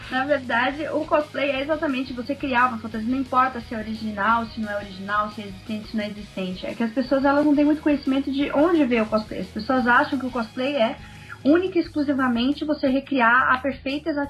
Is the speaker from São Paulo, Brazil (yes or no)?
yes; São Paulo, Brazil; paulistana, faço cosplay desde 2003, mas vou aos eventos desde 99. Tenho 28 anos.